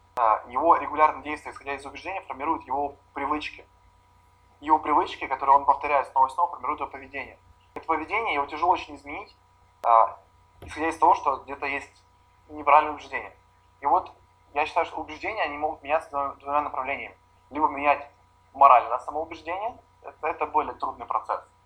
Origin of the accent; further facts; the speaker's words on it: Kyiv, Ukraine; я родился в Киеве